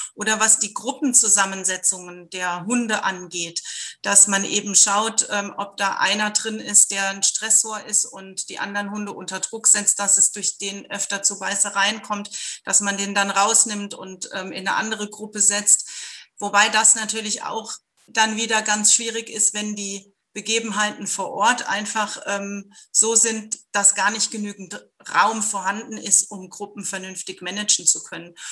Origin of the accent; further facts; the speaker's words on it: Germany; wir als Deutsche